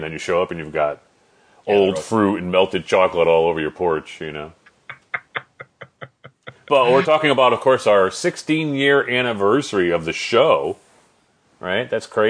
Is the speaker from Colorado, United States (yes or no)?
no; Wallingford, Connecticut, United States; now in Tampa Bay, United States; And my hometown is like nothing. It's like a small little, the only thing it's famous for is having Choate Rosemary Hall in the town, Wallingford, Connecticut.